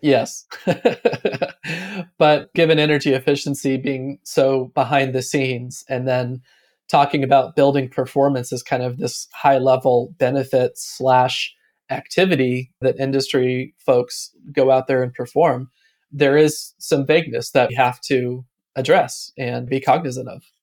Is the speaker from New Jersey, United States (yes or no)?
no; Atlanta, Georgia, United States; moved away as an adult; also born or lived in Austin, Texas; now in Raleigh, United States; I grew up in Atlanta and went to Austin, Texas to kind of find myself in my late twenties